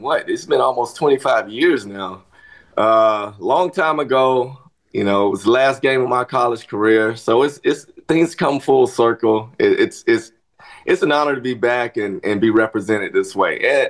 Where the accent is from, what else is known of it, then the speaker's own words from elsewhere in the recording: Kentucky, United States; born there; I was born in Kentucky. I might have lived there for a year and a half.